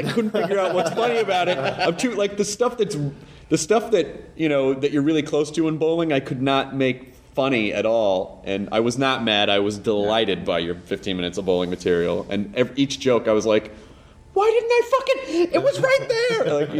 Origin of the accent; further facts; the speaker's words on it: the South, United States; I actually have a chunk about being from the South, and I never set out to be.